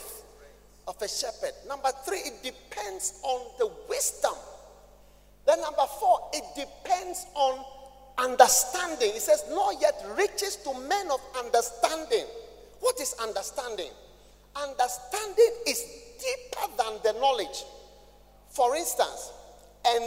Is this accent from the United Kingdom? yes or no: no; Ghana; I'm a Ghanaian